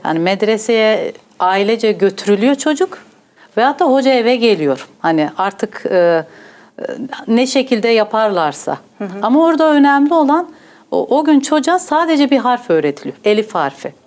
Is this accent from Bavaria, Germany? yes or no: yes; Northern Bavaria, Germany; born or raised there; also born or lived in Gaziantep, Turkey / Hof, Germany